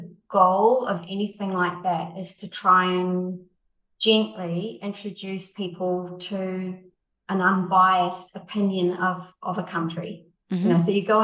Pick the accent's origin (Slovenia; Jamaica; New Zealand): New Zealand; now in United Arab Emirates; I come from New Zealand where we're quite a young country